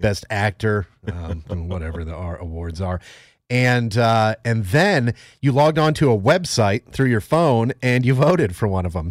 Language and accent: English; Northeast, United States; I'm from the Northeast